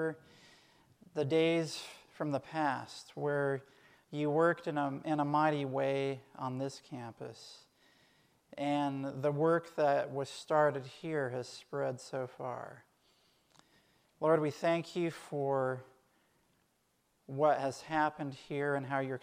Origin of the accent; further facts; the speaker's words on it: Portland, Tennessee, United States; also born or lived in Collegedale, Tennessee / Loma Linda, California; Growing up in Portland, Tennessee at Highland Academy